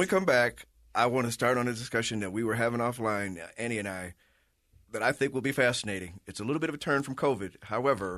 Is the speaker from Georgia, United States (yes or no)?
no; Chicago, Illinois, United States; moved away; I'm from Chicago